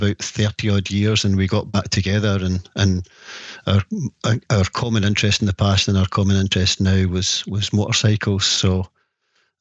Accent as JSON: {"language": "English", "town": "Lenzie", "region": "Scotland", "country": "United Kingdom", "said": "I'm from Lenzie in Scotland, and I'm retired"}